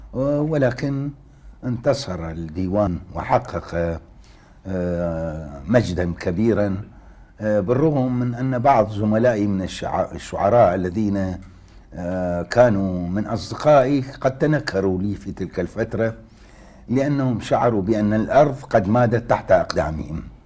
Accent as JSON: {"language": "Arabic", "town": "Baghdad", "region": "Baghdad Governorate", "country": "Iraq", "tie": "born or raised there", "said": "شهدت بغداد منذ مولدي حتى الآن"}